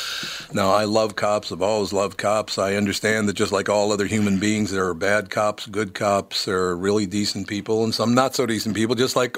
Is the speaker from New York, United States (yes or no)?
no; Minneapolis, Minnesota, United States; also born or lived in India; I grew up in South Minneapolis, just a few miles from George Floyd Square, and I'm proud to call Hennepin County my home.